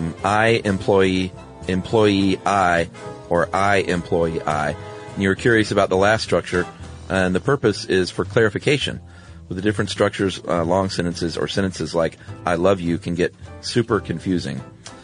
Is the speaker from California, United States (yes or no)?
no; Lakewood, Ohio, United States; I'm from Lakewood, Ohio, suburb of Cleveland.